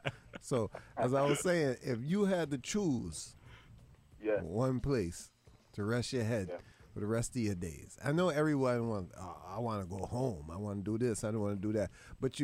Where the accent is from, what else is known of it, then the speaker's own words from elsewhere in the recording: United States; As an American, yeah, I say, we make do with what we got.